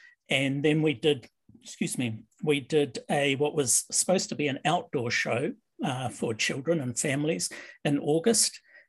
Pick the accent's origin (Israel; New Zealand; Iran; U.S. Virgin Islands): New Zealand; now in Canada; I came from New Zealand to live in Canada. And so a lot of my roots in theatre were more British because of the British influence in New Zealand theatre